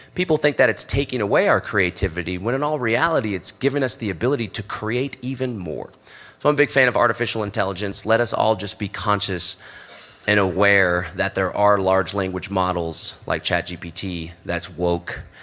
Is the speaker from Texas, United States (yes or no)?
yes; Texas, United States; growing up in Texas in the U.S.